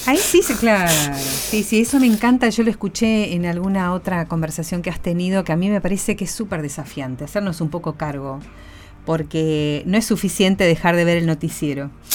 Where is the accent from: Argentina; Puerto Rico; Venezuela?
Argentina; Argentina, eh, de ambos lados de la grieta que tanto nos describe